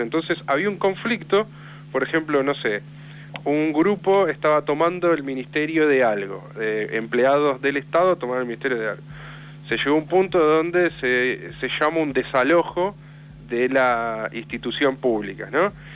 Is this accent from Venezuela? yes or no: no; Villa Insuperable, Buenos Aires Province, Argentina; yo soy de Villa Insuperable, la, matanza pegado a Lomas, Loma del Mirador